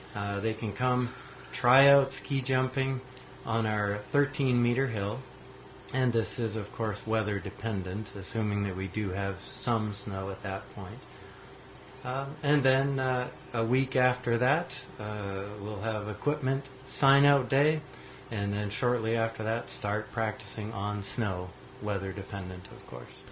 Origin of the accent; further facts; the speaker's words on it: New Hampshire, United States; moved away as an adult; now in Marquette, United States; I grew up in New Hampshire